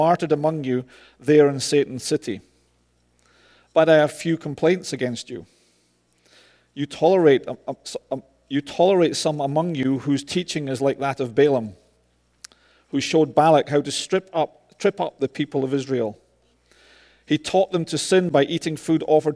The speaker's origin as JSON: {"language": "English", "region": "Scotland", "country": "United Kingdom", "said": "I'm Scottish. I roll my R's"}